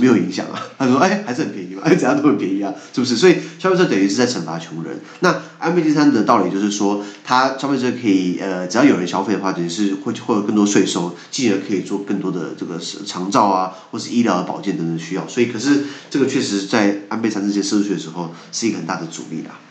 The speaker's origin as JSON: {"language": "Chinese", "country": "Taiwan", "said": "我们离不开台湾"}